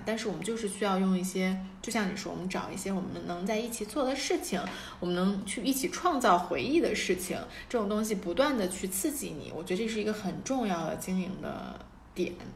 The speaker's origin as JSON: {"language": "Chinese", "country": "China", "moved": "yes", "said": "咱们总共你学校中国人，我们中国人啊，一个年级也就二十个"}